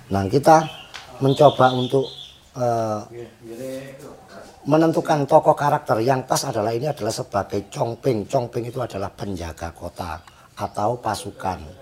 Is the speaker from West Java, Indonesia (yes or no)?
no; Jombang, East Java, Indonesia; born there; Saya asli kelahiran sini Jombang sini. Asli.